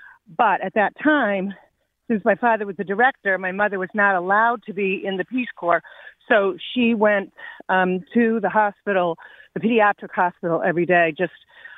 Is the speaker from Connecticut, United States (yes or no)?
yes; Glastonbury, Connecticut, United States; I grew up in Glastonbury. I live in Marlborough now.